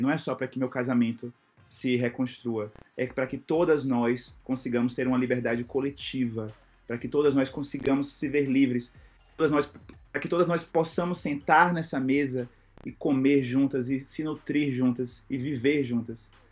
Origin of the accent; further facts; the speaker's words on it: Itabuna, Bahia, Brazil; minha cidade, Tabuna, eu sou do interior da Bahia